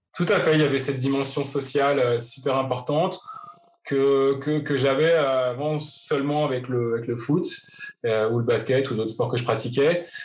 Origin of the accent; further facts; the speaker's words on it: Paris, Île-de-France, France; moved away as an adult; now in Vancouver, Canada; je suis parisien d'origine, euh, j'ai grandi à Paris, je suis né à Paris